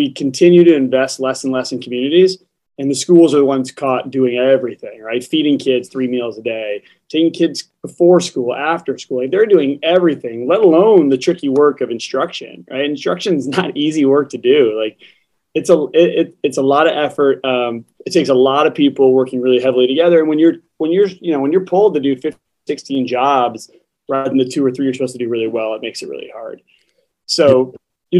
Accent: Ohio, United States; I'm from Ohio.

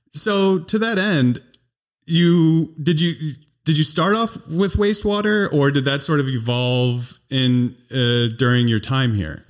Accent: Northern Illinois, United States; also born or lived in Vermont; now in Wisconsin, United States; I was originally from Northern Illinois, but I moved to Wisconsin in, like, oh one

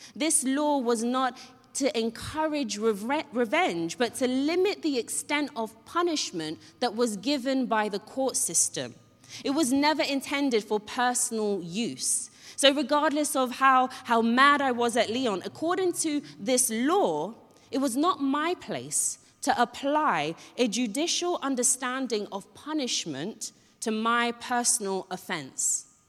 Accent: Ghana; moved away; I grew up in Ghana

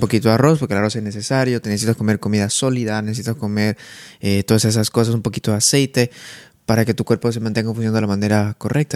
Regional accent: Santa Cruz de la Sierra, Santa Cruz, Bolivia; now in Netherlands; de Santa Cruz, donde vengo

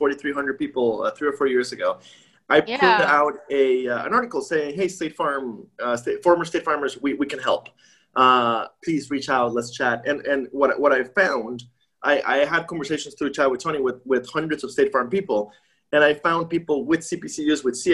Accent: Costa Rica; moved away; also born or lived in Midwest; I'm from Costa Rica.

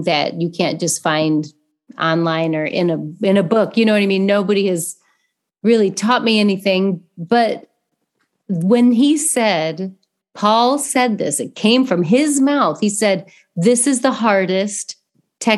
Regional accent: Coldwater, Michigan, United States; accent: thick Midwestern; moved away; also born or lived in Indiana; Growing up in Coldwater, Michigan, you don't get a lot of ethnic foods

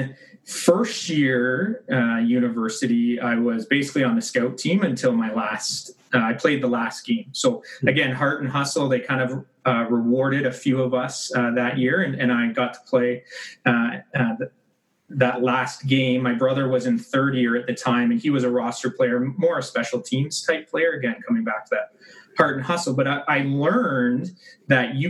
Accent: Mississauga, Ontario, Canada; also born or lived in Kingston / Ottawa / Calgary; now in Oakville, Canada; Mississauga born and raised

